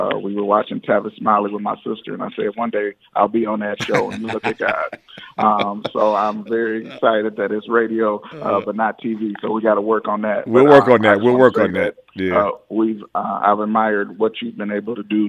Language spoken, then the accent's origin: English; Pontiac, Michigan, United States; I'm from Pontiac, the center of the universe, that's helped shape everything that I am and will be